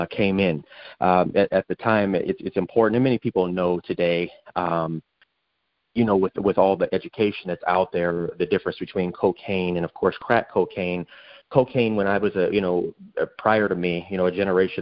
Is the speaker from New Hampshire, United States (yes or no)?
no; Phoenix, Arizona, United States; I grew up during a time in South Phoenix